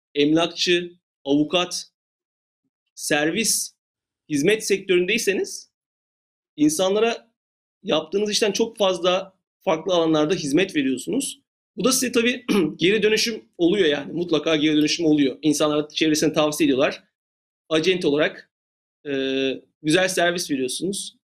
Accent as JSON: {"language": "Turkish", "country": "Turkey", "moved": "as an adult", "lives_now": "Los Angeles, United States", "said": "ben de bir Türk olarak, Türkçe konuşan birisi olarak"}